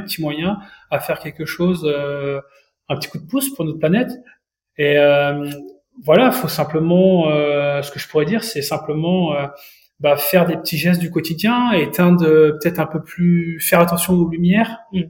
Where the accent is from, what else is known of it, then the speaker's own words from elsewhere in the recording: Mayenne, Pays de la Loire, France; chez moi en Mayenne